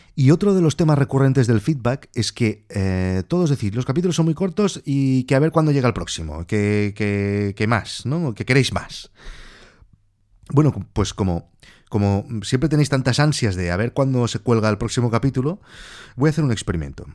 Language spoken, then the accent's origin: Spanish; Barcelona, Catalonia, Spain; nací en Barcelona en el 1980